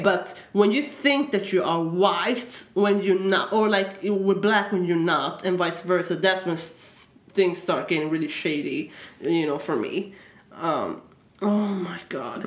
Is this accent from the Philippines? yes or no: no; Sweden; moved away; I am born and raised here